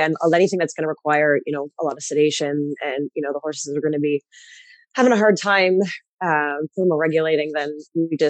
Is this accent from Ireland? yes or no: no; Canada; I am a Canadian through and through